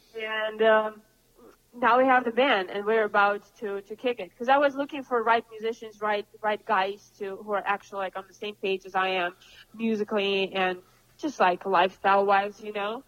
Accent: Moscow, Russia; also born or lived in Cambridge, United Kingdom / London, United Kingdom; now in Los Angeles, United States; I come from Moscow

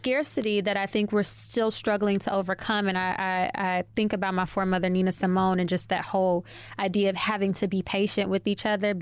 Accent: Chicago, Illinois, United States; moved away as an adult; now in New York, United States; I'm from Chicago, born and raised

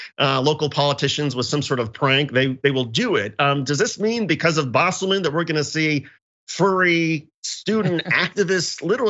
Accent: Indiana, United States; moved away; I'm originally from Indiana, so I've got a certain sort of my heart is with people from the Midwest.

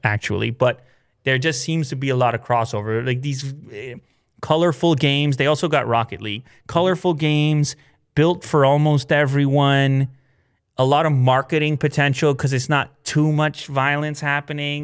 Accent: Canada; we're coming from the Canadian perspective

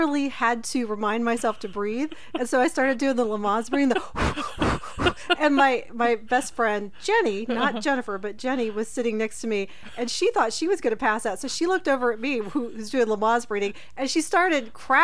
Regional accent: Oxford, Ohio, United States; moved away; I grew up in Oxford, and I went to Ohio State

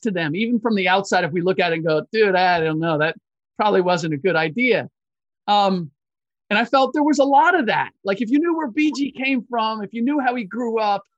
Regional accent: Cincinnati, Ohio, United States; I grew up in Cincinnati

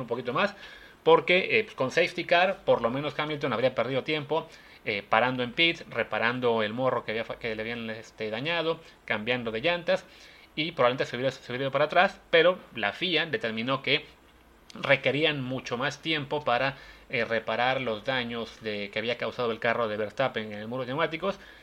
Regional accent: Mexico; como aficionados mexicanos

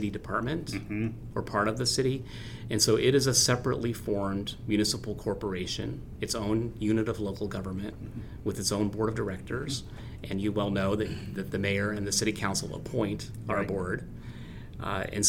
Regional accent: Lafayette, Indiana, United States; also born or lived in Ann Arbor, Michigan; now in Fort Wayne, United States; I'm born and raised in Lafayette, Indiana

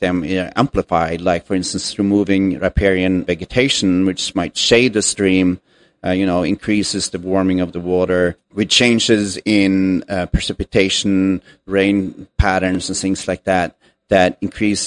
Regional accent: Norway; moved away as an adult; also born or lived in California, United States; now in United States; I am originally from Norway, and I moved here to the U.S. back in 2000

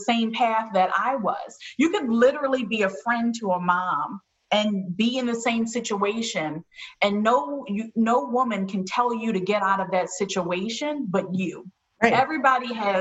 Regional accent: Baltimore, Maryland, United States; I'm from Baltimore

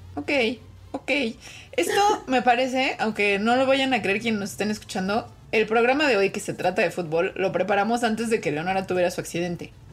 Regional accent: Mexico; siendo mexicana

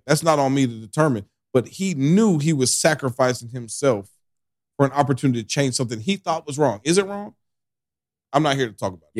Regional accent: Boston, Massachusetts, United States; I grew up right outside of Boston

